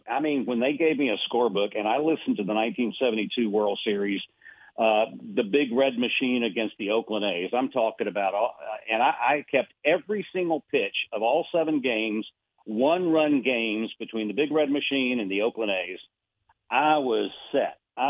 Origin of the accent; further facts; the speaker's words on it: Buenos Aires, Argentina; I was born and raised in Buenos Aires, Argentina. So I am still celebrating the World Cup with Messi